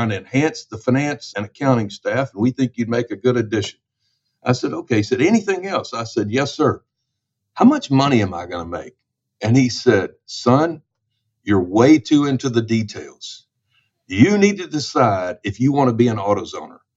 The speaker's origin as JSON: {"language": "English", "town": "Memphis", "region": "Tennessee", "country": "United States", "tie": "born or raised there", "said": "my hometown of Memphis, Tennessee"}